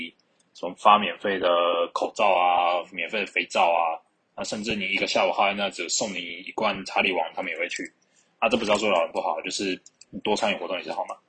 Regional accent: Keelung, Taiwan; 就像我这礼拜在这个电厂啊，因为我是从基隆来的。

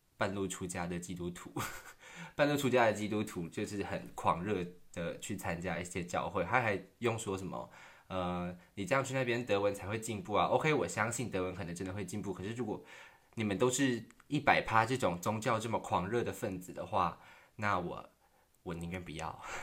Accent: Taiwan; moved away as an adult; now in Berlin, Germany; 我是台湾人，这样，来自台湾

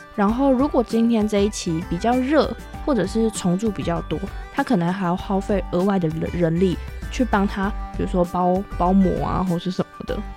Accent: Taipei, Taiwan; 小时候自己是读，就是台北市的人

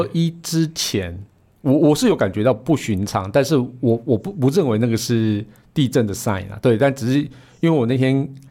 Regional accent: Puli, Nantou County, Taiwan; moved away; also born or lived in Taichung; 我那个出生地是在普里啊

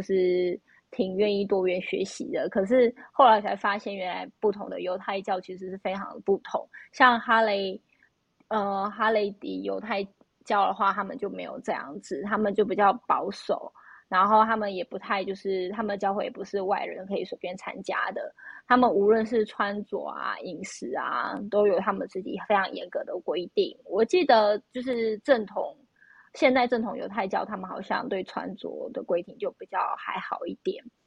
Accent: Taiwan; moved away; also born or lived in United States; 我是从台湾来的

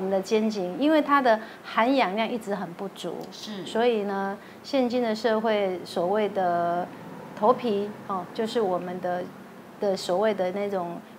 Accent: Tainan, Taiwan; moved away; also born or lived in Taipei; 我是台南人，

